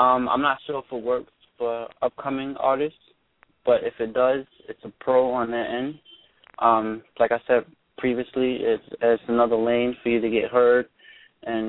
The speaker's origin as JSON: {"language": "English", "town": "New York City", "region": "New York", "country": "United States", "said": "I'm from the Bronx. I'm from the hood."}